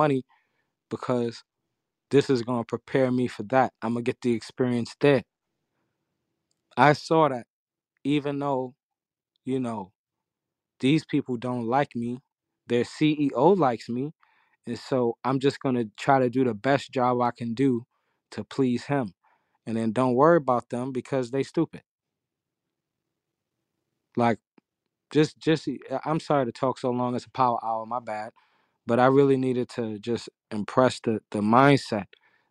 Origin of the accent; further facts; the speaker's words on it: New York City, New York, United States; I'm from Harlem.